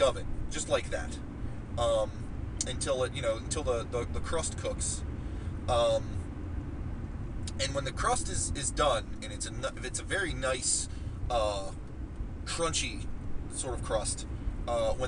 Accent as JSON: {"language": "English", "town": "Martins Ferry", "region": "Ohio", "country": "United States", "tie": "born or raised there", "said": "Growing up, there was a pizza place in my hometown of Martins Ferry, Ohio"}